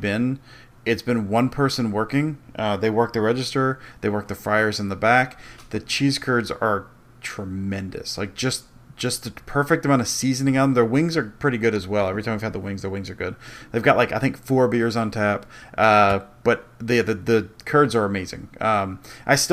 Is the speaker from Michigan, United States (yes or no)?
yes; outside of Detroit, Michigan, United States; I grew up outside of Detroit.